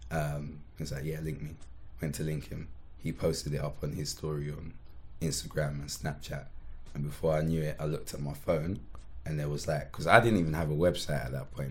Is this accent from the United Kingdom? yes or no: yes; Croydon, London, United Kingdom